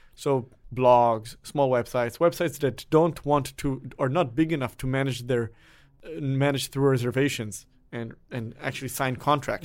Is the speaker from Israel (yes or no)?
yes; Israel; moved away; I am originally from Israel, where everyone has to go to the military.